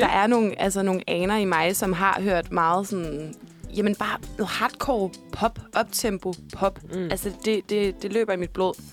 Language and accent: Danish; Central Denmark Region, Denmark; Jamen altså, jeg er jo fra øh, Midtjylland. Øh, fra øh, landet. Landet, landet.